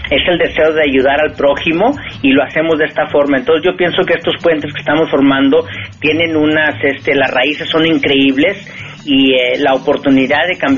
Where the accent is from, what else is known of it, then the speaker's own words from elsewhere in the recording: Mexico; moved away as an adult; also born or lived in California, United States; now in United States; no por el hecho de que yo salí de México he dejado de ser mexicano o he dejado de contribuir a mi país.